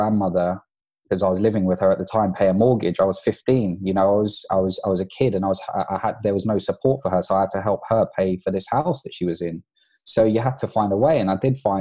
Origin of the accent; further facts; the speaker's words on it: London, United Kingdom; I grew up, I was born in London to parents of Irish and Pakistani descent